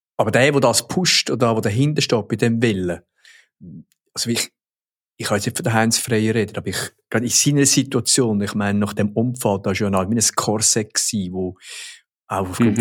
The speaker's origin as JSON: {"language": "German", "country": "Switzerland", "said": "bei uns in der Schweiz"}